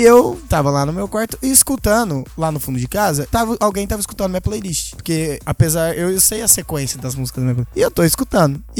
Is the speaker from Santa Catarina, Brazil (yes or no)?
no; Mirassol, São Paulo, Brazil; eu já toquei no rodeio da minha cidade, Mirassol